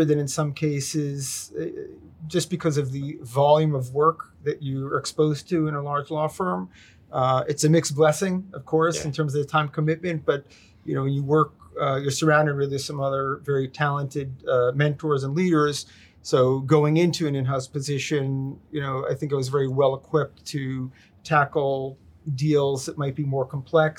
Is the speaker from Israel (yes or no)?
yes; Israel; moved away as an adult; also born or lived in New York, United States; now in Boston, United States; when I was a young child, moved to Israel with my family. And was there till 1986, did my military service and came back to the States.